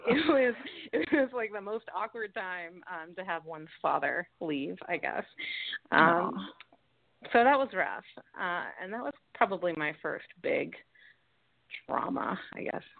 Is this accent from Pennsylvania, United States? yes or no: no; New York City, New York, United States; I grew up in New York City.